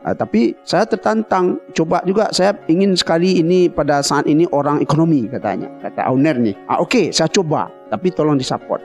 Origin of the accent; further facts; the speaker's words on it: Batipuh Baru, West Sumatra, Indonesia; moved away as an adult; also born or lived in Padang Panjang / Padang; saya ini kan orang kampung sana. Ya, saya eh. itu kampung kecil saya itu di Patipuh Baru namanya